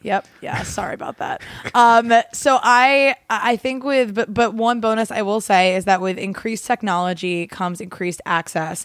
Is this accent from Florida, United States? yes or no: no; Gloucester County, New Jersey, United States; also born or lived in Baltimore, Maryland; I grew up in Jersey